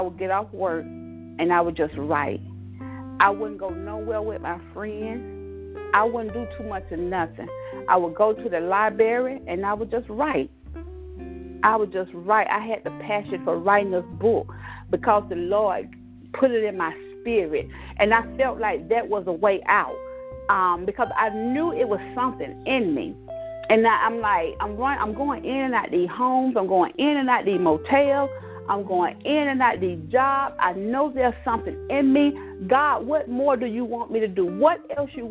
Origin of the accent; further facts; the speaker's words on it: Cross Hill, South Carolina, United States; moved away as an adult; also born or lived in Long Island, New York; now in Georgia, United States; I was born in Long Island, New York in 1971. And I'm raised in Cross Hill, South Carolina, a country girl